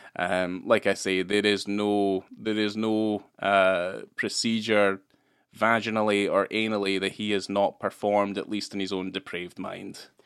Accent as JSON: {"language": "English", "region": "Scotland", "country": "United Kingdom", "tie": "born or raised there", "moved": "yes", "said": "I grew up in Scotland"}